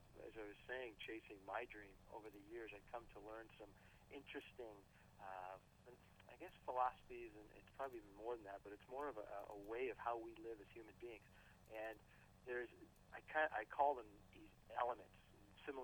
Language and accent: English; Canada; being a Canadian